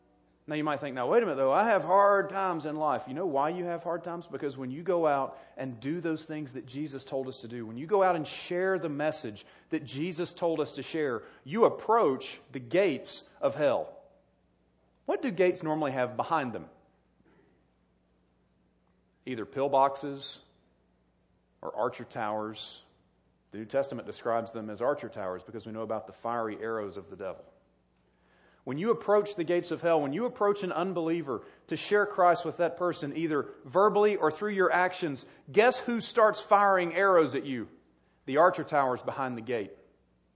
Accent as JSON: {"language": "English", "region": "South Carolina", "country": "United States", "tie": "born or raised there", "moved": "yes", "said": "I grew up in South Carolina"}